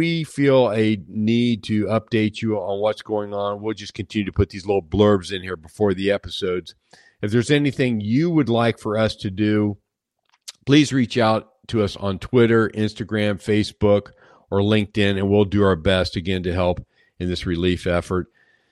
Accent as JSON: {"language": "English", "region": "Ohio", "country": "United States", "tie": "born or raised there", "said": "I grew up in the Ohio area"}